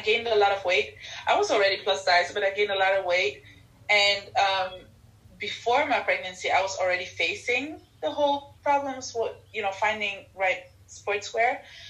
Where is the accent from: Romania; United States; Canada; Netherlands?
Netherlands; also born or lived in Ethiopia; I came to the Netherlands when I was 3 years old